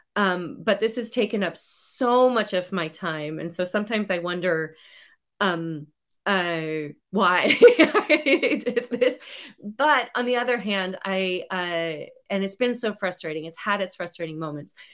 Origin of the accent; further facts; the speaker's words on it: United States; I'm from the United States